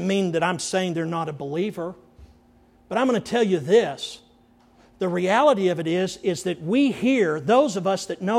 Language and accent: English; Andrews, United States; growing up in Andrews